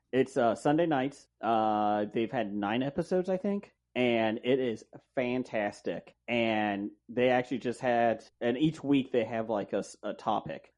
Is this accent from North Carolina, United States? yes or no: no; Cincinnati, Ohio, United States; I'm, I'm Cincinnati. I'm a Reds fan